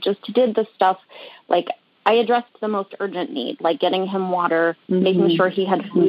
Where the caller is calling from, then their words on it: Rhode Island, United States; I'm calling from Rhode Island.